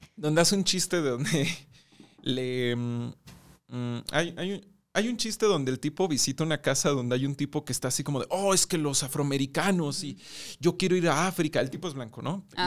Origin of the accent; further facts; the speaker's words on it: Mexico; nosotros también como mexicanos